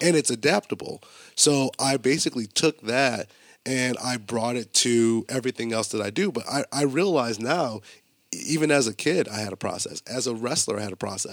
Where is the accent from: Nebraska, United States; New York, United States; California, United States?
New York, United States; Buffalo; also born or lived in Colorado; growing up in Buffalo and going to college in Buffalo